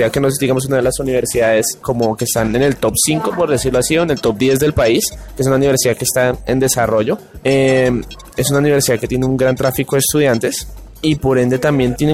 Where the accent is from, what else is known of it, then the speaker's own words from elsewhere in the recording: Bogotá, Colombia; Bueno, eh … Yo, bueno, soy de acá de Bogotá y estudio psicología.